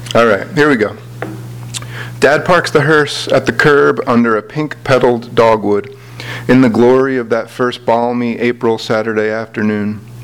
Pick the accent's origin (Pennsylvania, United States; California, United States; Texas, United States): Pennsylvania, United States; Philadelphia; I'm from Philadelphia.